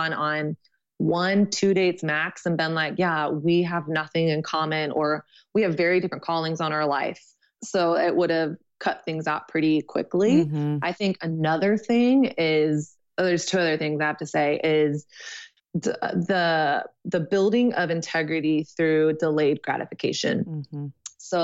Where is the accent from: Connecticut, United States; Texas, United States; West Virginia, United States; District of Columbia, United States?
Texas, United States; moved away as an adult; now in New York, United States; I'm from Texas and I went to a thing at my youth group when I was 17